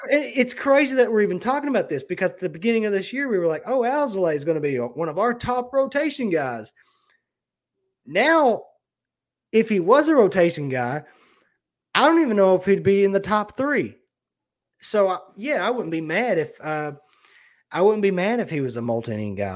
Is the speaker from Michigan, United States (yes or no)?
no; Kentucky, United States; I'm from Kentucky